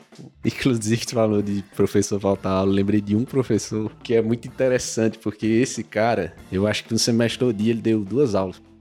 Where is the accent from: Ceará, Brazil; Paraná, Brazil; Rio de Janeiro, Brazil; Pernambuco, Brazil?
Ceará, Brazil; Crato; Eu sou nascido e criado no Crato.